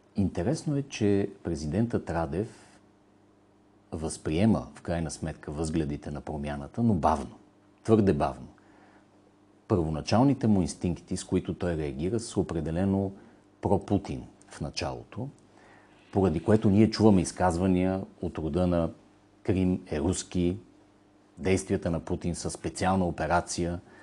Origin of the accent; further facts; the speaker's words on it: Bulgaria; безкрайната си гордост като българин